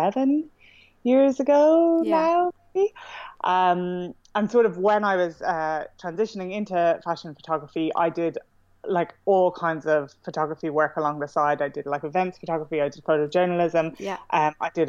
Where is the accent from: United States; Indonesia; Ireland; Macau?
Ireland; Dublin, Leinster; moved away as an adult; now in London, United Kingdom; I'm from Dublin originally, and I moved to London 10 years ago